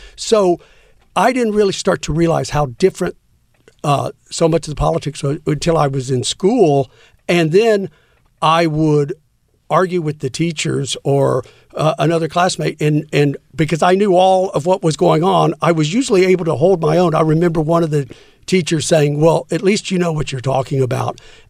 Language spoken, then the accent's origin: English; San Antonio, Texas, United States; Well, I was in New York, but I was from Texas.